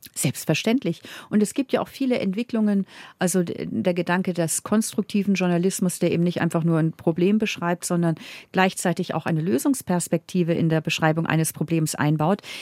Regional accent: Northern Germany, Germany; also born or lived in Munich, Germany; now in Vienna, Austria; Und ich als Norddeutsche habe aber, als ich hier auch gelebt habe in Bayern

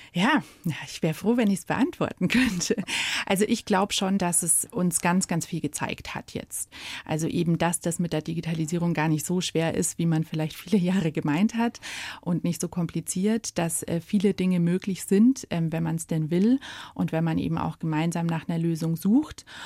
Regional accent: Munich, Bavaria, Germany; Ich bin ein gebürtiges Münchner Kindel und das auch im Herzen.

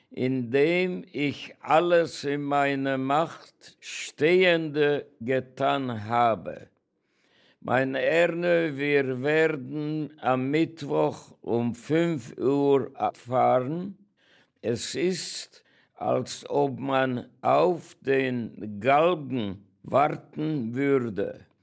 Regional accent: Oradea, Bihor County, Romania; born there; Ich bin geboren in Großwardein, Ungarn. Meine Eltern waren ungarische Bürger

